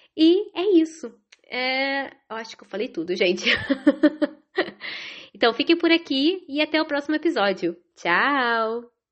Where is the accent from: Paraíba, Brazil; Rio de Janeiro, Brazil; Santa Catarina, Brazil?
Rio de Janeiro, Brazil; moved away as an adult; now in Ireland; moro na Irlanda desde 2010, é, sou carioca